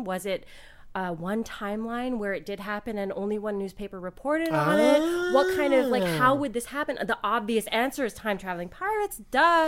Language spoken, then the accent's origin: English; Hawaii, United States; I was born in Hawaii